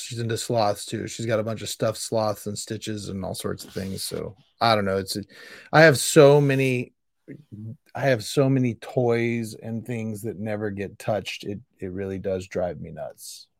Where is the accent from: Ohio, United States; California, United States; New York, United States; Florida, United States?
California, United States; Sacramento; also born or lived in Modesto / Indiana; I am born and raised in Sacramento.